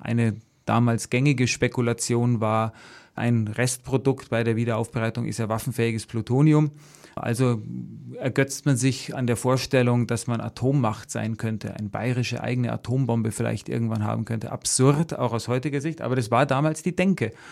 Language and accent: German; Sulzbach-Rosenberg, Bavaria, Germany; ich komme aus der Oberpfalz, aus der, äh, aus Solz-Barosenberg, also dreißig Kilometer von Wackersdorf entfernt